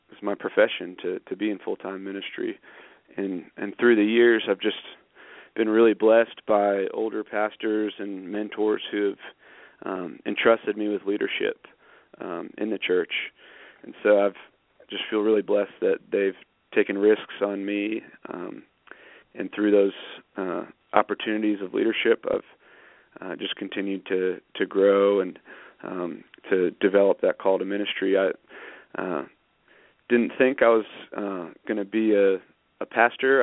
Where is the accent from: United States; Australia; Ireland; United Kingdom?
United States; Northampton, Massachusetts; moved away as an adult; also born or lived in Washington; now in Boone, United States; we uh moved to Northampton, Massachusetts when I was 3. Um Northampton's in western Massachusetts. It's a little college town where Smith College is and it's across the river from uh UMass and uh Amherst College. Um and grew up there.